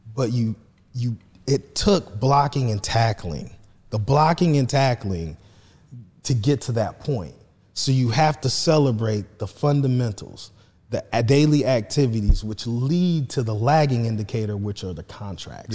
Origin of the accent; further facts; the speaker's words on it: Marion, Indiana, United States; I'm from Marion High School